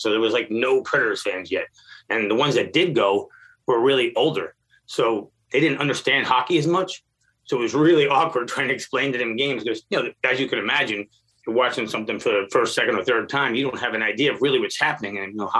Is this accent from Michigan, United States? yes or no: no; New Jersey, United States; now in Nashville, United States; I came here from New Jersey. So I was a transplant back in 98, right when they got here.